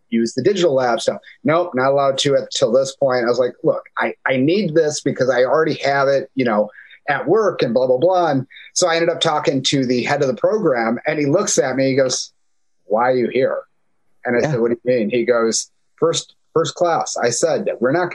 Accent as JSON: {"language": "English", "town": "Detroit", "region": "Michigan", "country": "United States", "tie": "born or raised there", "moved": "yes", "said": "I grew up in Detroit, Michigan."}